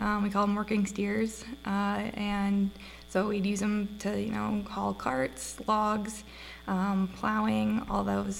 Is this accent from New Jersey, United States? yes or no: no; Maine, United States; moved away as an adult; also born or lived in Dillon, Montana / northwest Montana; now in Montana, United States; Originally from Maine. I moved out here when I was 18.